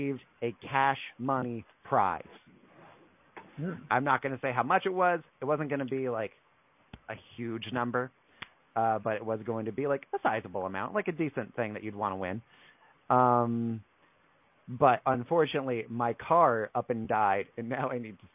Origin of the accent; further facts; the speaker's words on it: North Carolina, United States; I'm from North Carolina.